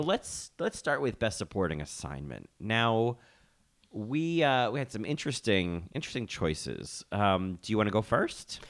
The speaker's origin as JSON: {"language": "English", "region": "New Jersey", "country": "United States", "tie": "born or raised there", "moved": "yes", "lives_now": "New York, United States", "said": "as a Jersey native and now a New York resident"}